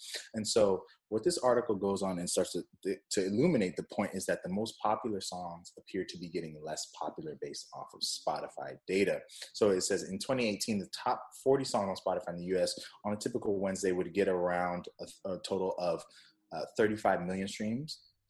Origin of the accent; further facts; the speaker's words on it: Jamaica; I'm Jamaican, for those who don't know. So I've been drinking this coconut water since I was young.